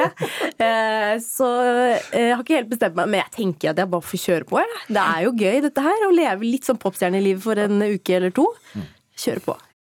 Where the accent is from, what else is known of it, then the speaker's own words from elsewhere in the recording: Norway; barndommen min i Ingerkollen